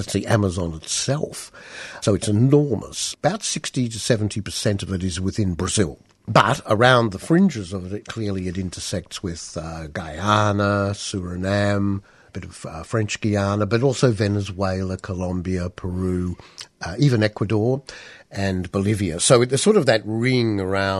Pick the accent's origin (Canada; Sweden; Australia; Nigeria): Australia; growing up in Australia in an urban context